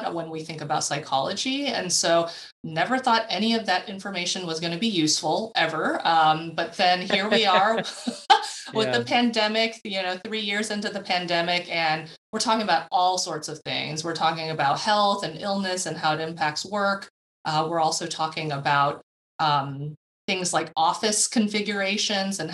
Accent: Southern California, United States; moved away as an adult; also born or lived in Houston, Texas; now in Atlanta, United States; born and raised in Southern California, went to school out there and then moved out to Texas in Houston for the last 10 years. And so have been in Atlanta for about the last year

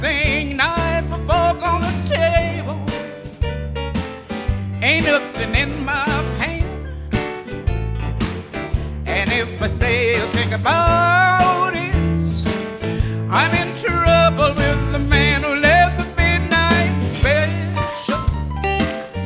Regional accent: West Coast, United States; I grew up on the West Coast

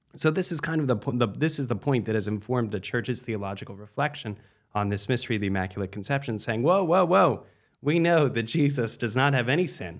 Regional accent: United States; also born or lived in Washington, D.C.; we, as American Catholics

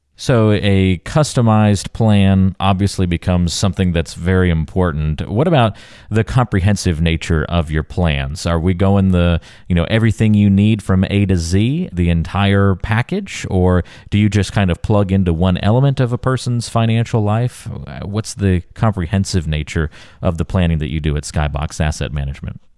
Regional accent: North Carolina, United States; I grew up in North Carolina

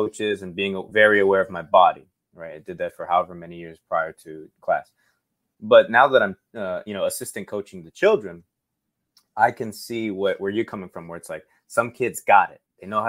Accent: Okinawa, Japan; born there; The long answer was that I was born in Okinawa, Japan, to a Japanese mother and an American U.S. Air Force father.

